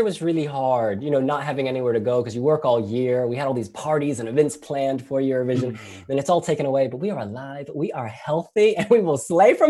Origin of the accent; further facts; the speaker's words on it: United States; as an American